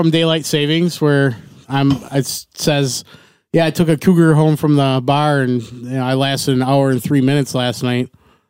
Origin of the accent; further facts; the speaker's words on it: Wisconsin, United States; We're from Wisconsin.